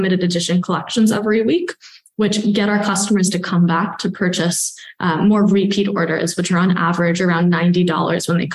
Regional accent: New York, United States; also born or lived in Stanford, California; I grew up here on the Upper West Side. Actually, I was born in Chinatown, grew up on the Upper West Side.

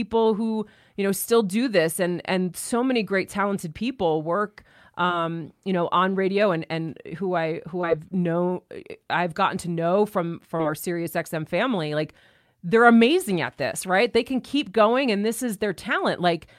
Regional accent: New York, United States; There was a shift from where I was from New York to moving.

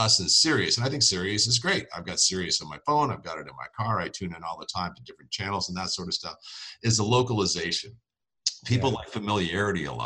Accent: Prince Edward Island, Canada; Prince Edward Island, Canada, which is kind of like the Rhode Island of Canada

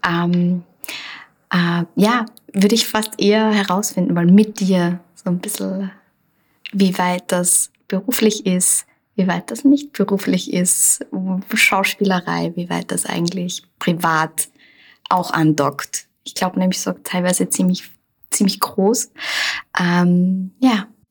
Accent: Linz, Upper Austria, Austria; ich bin in Linz geboren und vor allem Land gelebt und bin dann in die Stadt gezogen

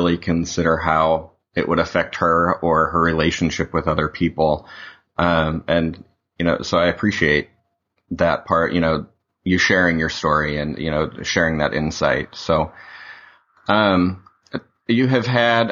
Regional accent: Utah, United States; I grew up in Utah

